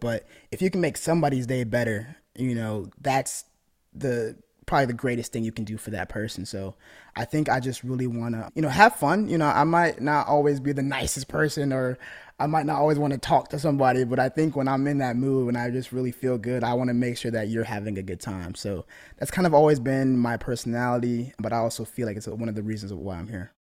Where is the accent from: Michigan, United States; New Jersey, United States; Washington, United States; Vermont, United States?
Michigan, United States; I'm from Michigan